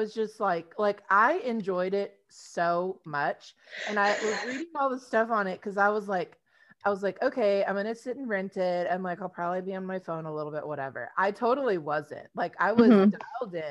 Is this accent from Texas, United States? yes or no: yes; Texas, United States; we're from Texas